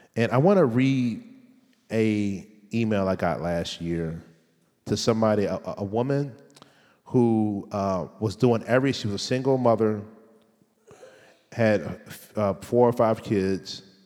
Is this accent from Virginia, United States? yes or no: yes; Richmond, Virginia, United States; I'm from Richland, Virginia